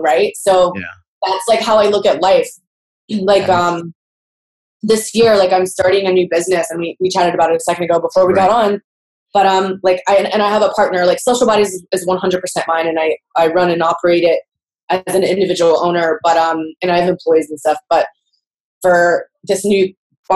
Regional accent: Houston, Texas, United States; my hometown of Houston

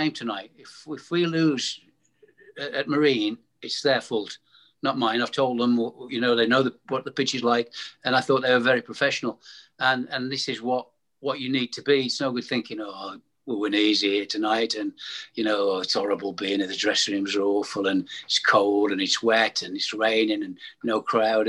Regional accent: United Kingdom; I was born in Ensford, and 1949, I'm 72 in February

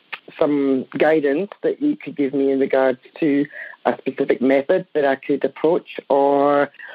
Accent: Edinburgh, Scotland, United Kingdom; now in Perth, Australia; I'm originally from Edinburgh in Scotland.

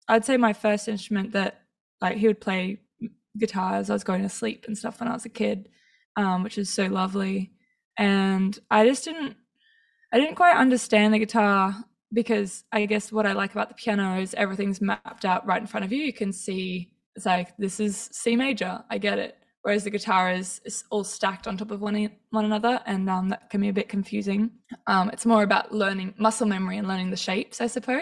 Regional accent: Townsville, Queensland, Australia; I grew up in Townsville, so there weren't actually that many percussionists.

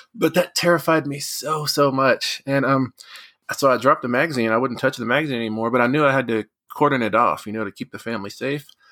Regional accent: West Texas, United States; Growing up in West Texas

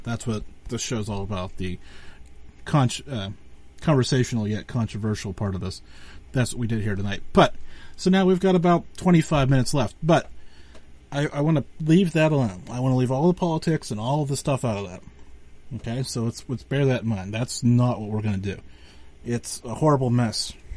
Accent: Western Pennsylvania, United States; because I'm from Western Pennsylvania

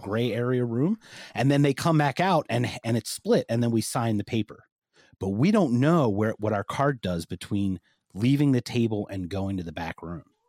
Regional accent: United States; I'm American

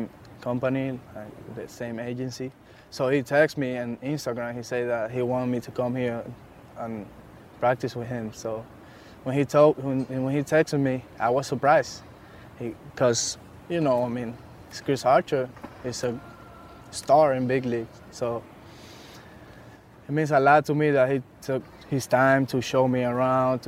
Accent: Dominican Republic; At home, in Dominican Republic. I was in my hometown with my family

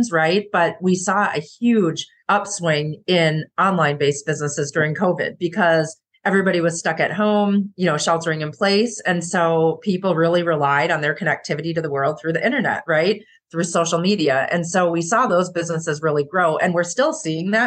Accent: Minnesota, United States; also born or lived in Syracuse, New York; leaving my home state of Minnesota

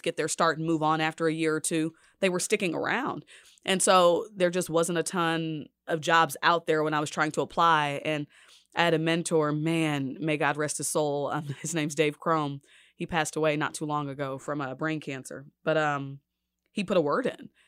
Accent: Dallas, Texas, United States; moved away as an adult; now in Kansas City, United States; I'm from Dallas.

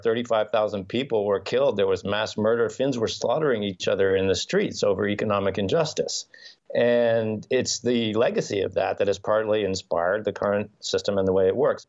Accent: United States; moved away as an adult; also born or lived in New York; now in Finland; as someone who grew up in the US and has family and friends there

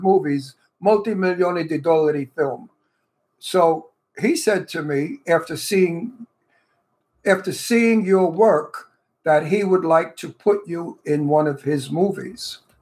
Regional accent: United States; I was born in America, but I'm 100% Italian

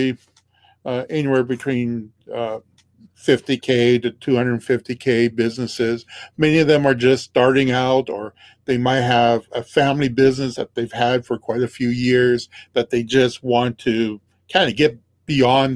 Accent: Regina, Saskatchewan, Canada; I'm from Regina, Saskatchewan, Canada

